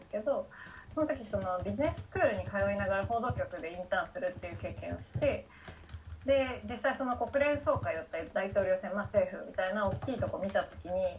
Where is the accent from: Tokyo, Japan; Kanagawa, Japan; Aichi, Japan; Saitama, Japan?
Tokyo, Japan; moved away as an adult; also born or lived in New York; now in Kyoto, Japan; 東京生まれ東京育ちで大学から京都にいる